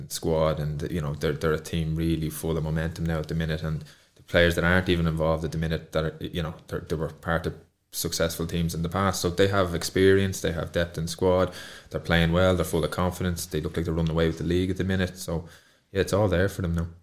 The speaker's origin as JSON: {"language": "English", "area": "Kildare", "region": "Leinster", "country": "Ireland", "also_born_or_lived": "Cork", "moved": "as an adult", "said": "I was from Kildare and not Dublin"}